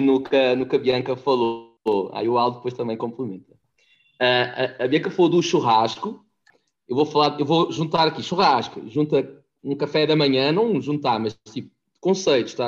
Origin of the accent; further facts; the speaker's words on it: Portugal; moved away as an adult; also born or lived in Itu, Brazil; now in Brazil; sou português, com o sotaque muito mais carregado